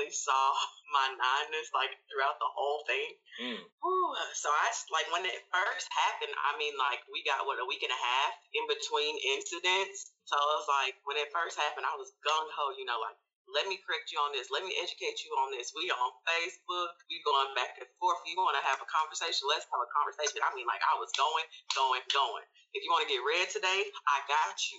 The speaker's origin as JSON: {"language": "English", "town": "Memphis", "region": "Tennessee", "country": "United States", "said": "I'm from Memphis."}